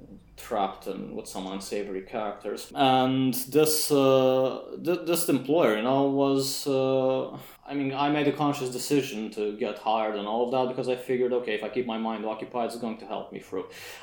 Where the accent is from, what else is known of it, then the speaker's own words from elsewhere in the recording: Iași, Iași County, Romania; they opened an office in Iași. So I figured, yeah, okay, that's nice.